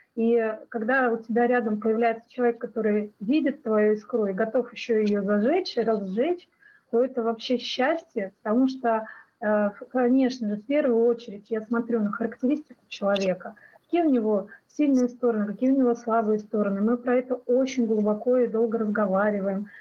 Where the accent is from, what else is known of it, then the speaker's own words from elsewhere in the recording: Russia; что я из России